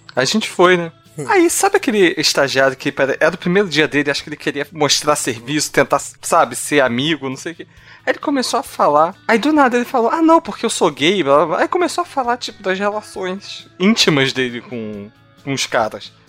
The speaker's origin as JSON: {"language": "Portuguese", "region": "Rio de Janeiro", "country": "Brazil", "said": "Todos aqui somos cariocas"}